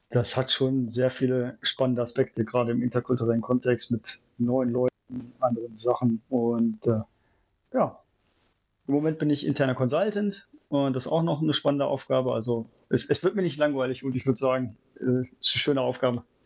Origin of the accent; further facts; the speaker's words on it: Germany; moved away as an adult; now in Shanghai, China; Vor allem als Deutscher